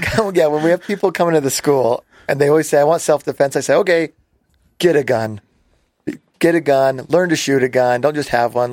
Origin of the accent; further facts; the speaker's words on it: Las Vegas, Nevada, United States; We grew up in Las Vegas, and I was really small